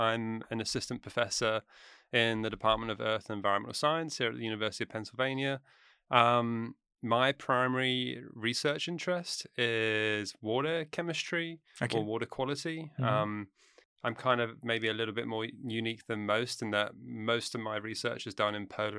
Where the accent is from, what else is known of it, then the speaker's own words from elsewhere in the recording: United Kingdom; moved away as an adult; now in United States; Or I'm from the UK, yeah. I grew up just outside London.